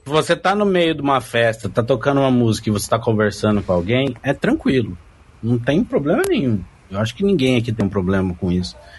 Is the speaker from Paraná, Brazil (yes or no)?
yes; Londrina, Paraná, Brazil; eu sou de Londrina, Paraná, norte do Paraná.